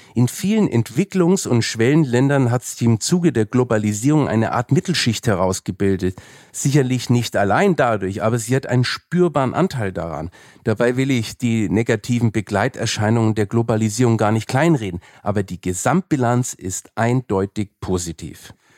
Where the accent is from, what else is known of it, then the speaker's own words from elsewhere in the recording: Franconia, Bavaria, Germany; ich bin ja Franke